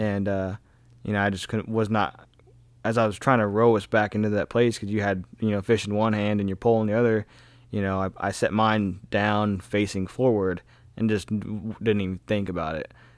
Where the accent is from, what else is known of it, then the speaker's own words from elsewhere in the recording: Kansas, United States; growing up in Kansas